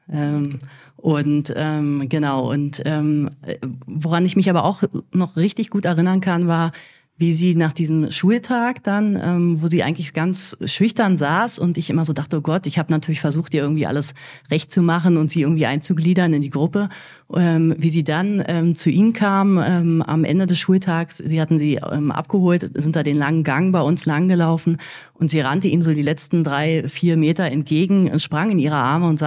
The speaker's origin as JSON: {"language": "German", "region": "Berlin", "country": "Germany", "tie": "born or raised there", "said": "ich bin ja selber in Berlin groß geworden"}